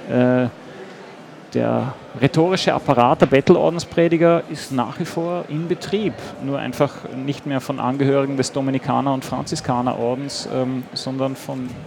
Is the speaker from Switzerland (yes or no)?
no; Austria; Außerdem fand ich als Österreicher das Wort Ausländler einfach hinreißend.